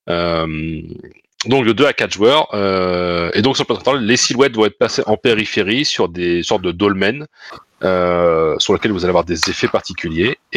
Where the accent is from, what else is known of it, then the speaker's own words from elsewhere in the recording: Normandy, France; On est normand